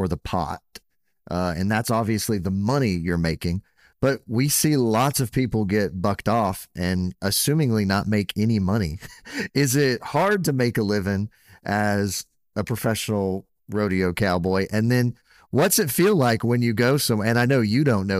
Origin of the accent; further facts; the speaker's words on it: Brazoria County, Texas, United States; I'm from Brazoria County.